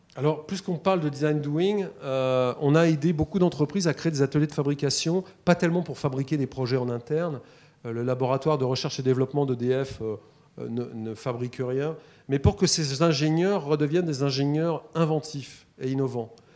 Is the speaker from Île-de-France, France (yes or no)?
yes; Paris, Île-de-France, France; Je suis parisien, j'avais vu trois vaches dans ma vie